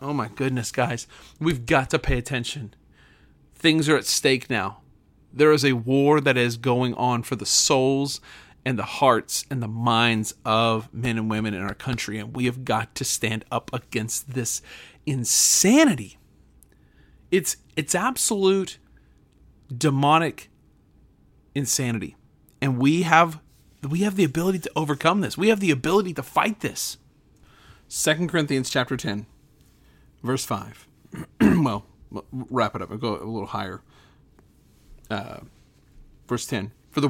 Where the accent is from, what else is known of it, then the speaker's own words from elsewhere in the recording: Oklahoma, United States; what happened in my hometown here in Oklahoma with the public square display of debauchery on the stage